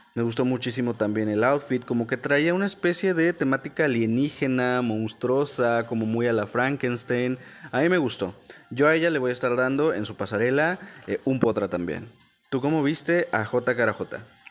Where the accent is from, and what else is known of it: Mexico